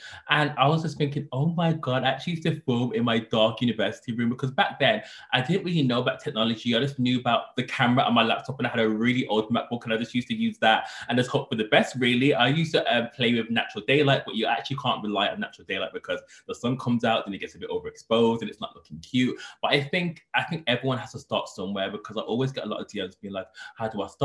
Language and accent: English; Birmingham, West Midlands, United Kingdom; moved away as an adult; also born or lived in London; I first moved from my hometown Birmingham. I came to London for university